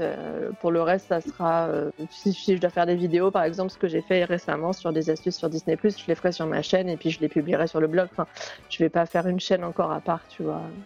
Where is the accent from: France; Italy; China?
France; chez nous en France